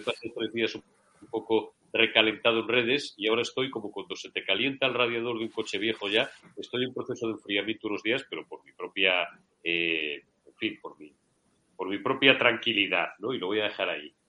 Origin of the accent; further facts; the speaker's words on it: Zamora, Castile and León, Spain; soy muy castellano-leonés, porque los zamoranos podemos nacer donde nos dé la gana